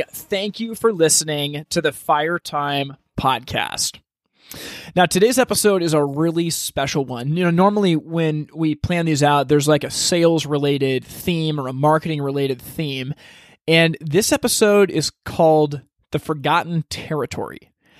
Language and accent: English; Oregon, United States; growing up as like an American in Oregon